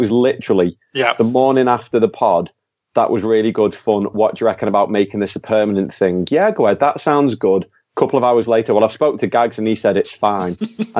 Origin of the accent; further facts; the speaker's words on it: Skelmersdale, North West England, United Kingdom; I'm from Skem.